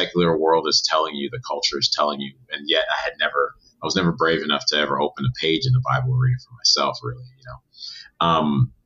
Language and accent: English; Evanston, Illinois, United States; moved away as an adult; also born or lived in Rochester, New York; now in Los Angeles, United States; I grew up outside of Chicago in Evanston, Illinois. I was born in upstate New York, Rochester. Moved out here in 2004